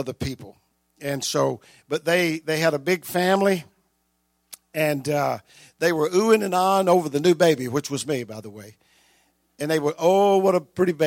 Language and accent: English; Delhi, Louisiana, United States; also born or lived in Epps, Louisiana; I was born in Delhi in the hospital on October the 4th